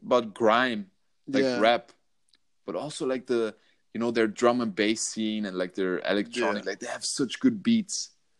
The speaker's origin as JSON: {"language": "English", "region": "Vienna", "country": "Austria", "said": "I'm from Vienna."}